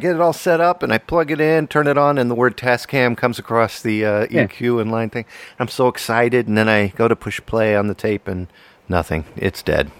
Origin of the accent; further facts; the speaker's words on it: Arlington, Virginia, United States; moved away as an adult; now in Connecticut, United States; I grew up in Arlington, Virginia, and moved up here to Connecticut